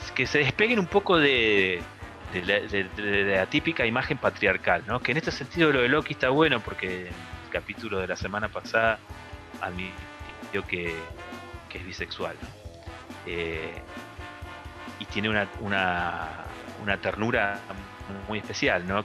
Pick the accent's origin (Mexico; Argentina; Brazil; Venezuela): Argentina; Neuquén; nosotros que somos acá de Neuquén